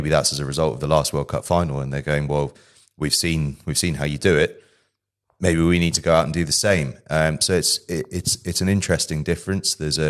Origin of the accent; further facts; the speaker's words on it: United Kingdom; I suppose, roughly speaking, I'm a schools rugby expert from the UK